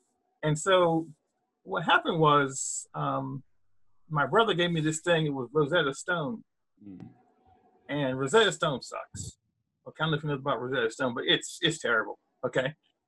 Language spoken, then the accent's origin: English; Canada; now in Pittsburgh, United States; I live in Pittsburgh, Pennsylvania. I grew up in Canada, and I learned French in Canada.